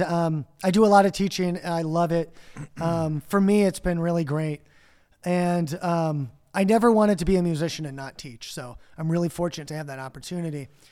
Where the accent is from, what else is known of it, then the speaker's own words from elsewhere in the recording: Chicago, Illinois, United States; also born or lived in Mexico / Winfield, Illinois; I grew up both in Chicago and the suburbs